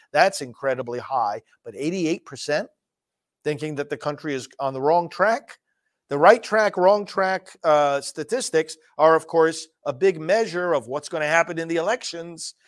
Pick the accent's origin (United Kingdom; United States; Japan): United States; New York; now in Florida, United States; New York, my home state